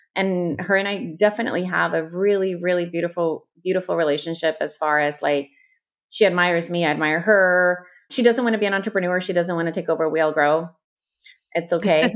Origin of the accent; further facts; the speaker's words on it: El Salvador; also born or lived in Houston, Texas, United States / Mexico; now in Los Angeles, United States; I was born in Houston, two padres from El Salvador, my mom and my dad. My dad still lives in Houston. My mom moved back to El Salvador when I was six, so I grew up a proud salvadoreña